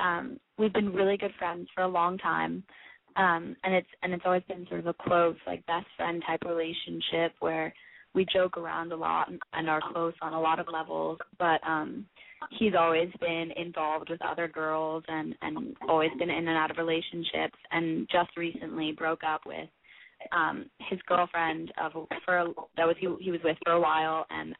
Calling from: Rhode Island, United States; I'm 18, and I'm calling from Rhode Island.

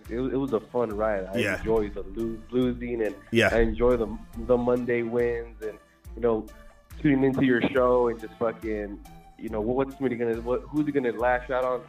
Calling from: California, United States; from Cali.

